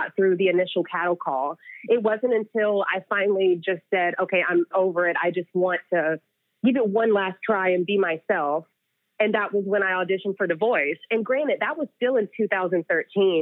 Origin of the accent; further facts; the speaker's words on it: North Carolina, United States; I grew up in North Carolina, but like in the boonies of North Carolina